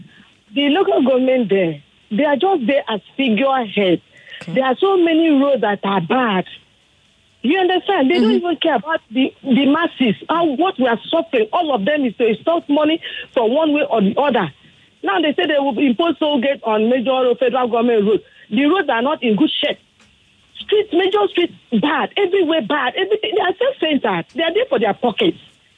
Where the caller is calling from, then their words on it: Ipaja, Lagos, Nigeria; Okay, I'm calling from Ipaja.